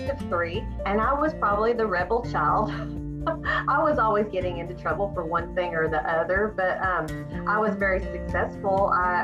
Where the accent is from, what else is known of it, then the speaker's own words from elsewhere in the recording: Searcy, Arkansas, United States; moved away as an adult; also born or lived in Illinois; I am born and raised in Searcy, Arkansas.